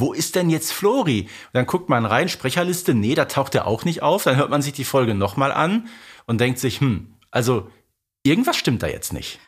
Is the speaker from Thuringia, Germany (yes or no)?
no; Herten, North Rhine-Westphalia, Germany; bei uns im Ruhrgebiet sagt man Glück auf